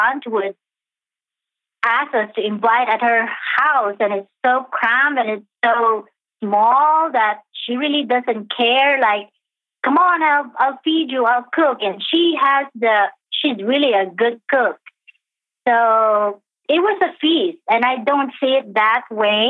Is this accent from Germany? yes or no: no; Philippines; I was born and raised in the Philippines in the 60s